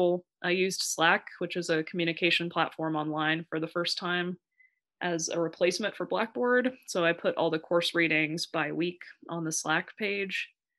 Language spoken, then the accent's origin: English; Central Valley, California, United States; moved away as an adult; now in Boston, United States; I went to college in the Central Valley, and I grew up in the Central Valley